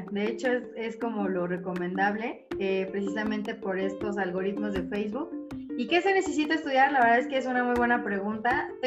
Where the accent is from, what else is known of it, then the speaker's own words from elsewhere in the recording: Saltillo, Coahuila, Mexico; born there; now in Toluca, Mexico; Yo nací en Saltillo, pero pues hace mucho tiempo vivo acá en Toluca, entonces bueno, ya por eso ni acento tengo ni nada.